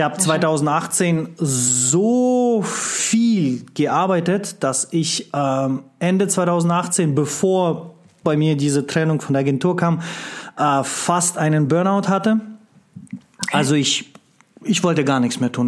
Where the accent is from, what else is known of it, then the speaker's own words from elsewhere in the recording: Russia; moved away; als einer, der im kommunistischen Land geboren wurde in Russland